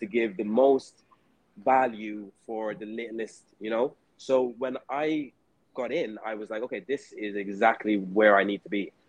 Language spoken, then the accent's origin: English; Dublin, Leinster, Ireland; moved away; also born or lived in Vietnam; I'm from Ireland. I'm from Dublin, Ireland.